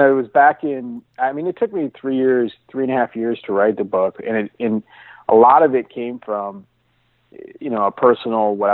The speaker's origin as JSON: {"language": "English", "town": "Seattle", "region": "Washington", "country": "United States", "said": "I'm from the Seattle area, and uh, I've been fortunate to have a, a beautiful home"}